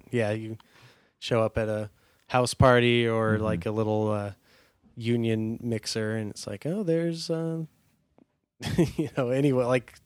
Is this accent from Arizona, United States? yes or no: yes; Phoenix, Arizona, United States; I grew up in Phoenix.